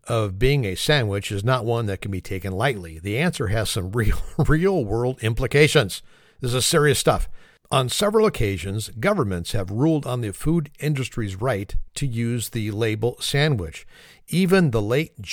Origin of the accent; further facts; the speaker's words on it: California, United States; In California, my home state